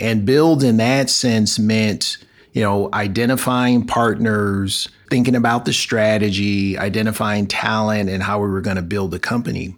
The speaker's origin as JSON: {"language": "English", "town": "Los Angeles", "region": "California", "country": "United States", "tie": "born or raised there", "moved": "as an adult", "said": "I'm born and raised in Los Angeles. So I'm, I'm an Angeleno, as we call ourselves"}